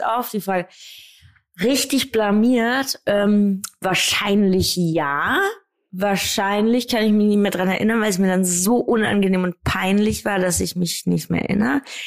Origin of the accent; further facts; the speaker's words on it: Wiesbaden, Hesse, Germany; ich komme ja aus Wiesbaden, da ist eine Airbase und deshalb haben wir viele amerikanische Sportarten bei uns